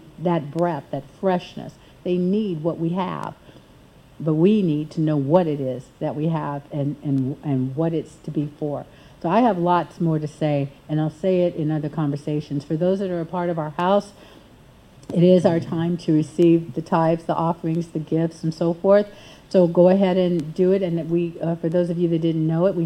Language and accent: English; United States; as an American